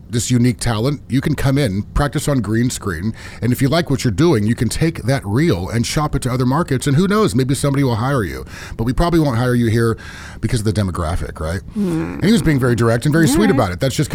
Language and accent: English; Sonoma County, California, United States; moved away as an adult; also born or lived in Davis, California / Los Angeles; now in Coachella Valley, United States; I was born and raised in born in Davis, Sacramento area, but quickly moved to Sonoma County where I was... beautiful. Lived. Yeah, lived there really my whole... life as far as school is concerned, and then 18 moved to LA, moved back shortly to Sonoma County